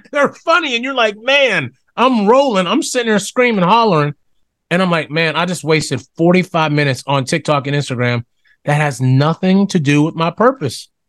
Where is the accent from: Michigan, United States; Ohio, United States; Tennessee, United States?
Ohio, United States; Smithfield; now in Orlando, United States; I grew up in Smithfield, Ohio, Steubenville Byway, Smithfield, Ohio Valley, I just say, just say Ohio Valley. Born and raised